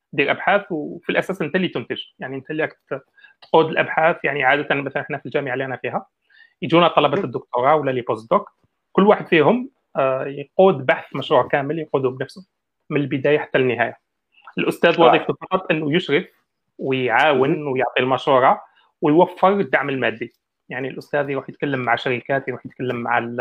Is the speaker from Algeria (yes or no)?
yes; Algeria; حنا كجزائريين